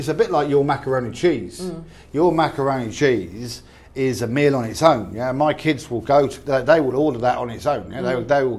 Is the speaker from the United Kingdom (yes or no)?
yes; England, United Kingdom; We're English.